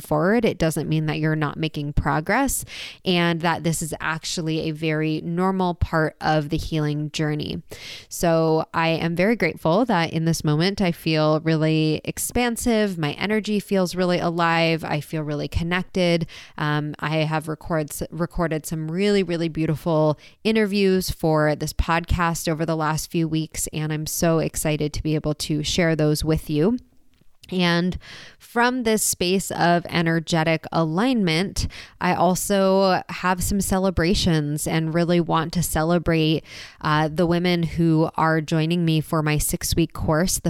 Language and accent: English; San Diego, California, United States; moved away; I just got back to my hometown, San Diego.